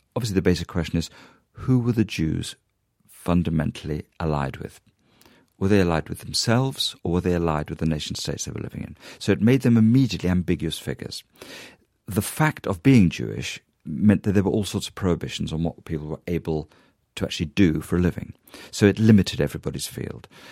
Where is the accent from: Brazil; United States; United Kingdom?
United Kingdom; a British Jew